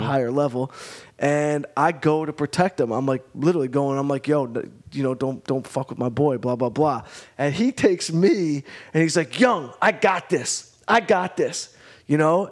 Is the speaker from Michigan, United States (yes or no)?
yes; Detroit, Michigan, United States; moved away as an adult; also born or lived in Arizona; now in Los Angeles, United States; I was from Detroit